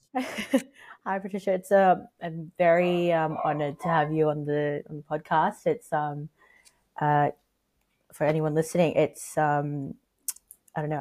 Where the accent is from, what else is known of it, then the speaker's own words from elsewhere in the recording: Australia; accent: American/British mixture; I grew up here, and my parents. I mean, they're Filipino. I'm Filipino. I was yeah. born here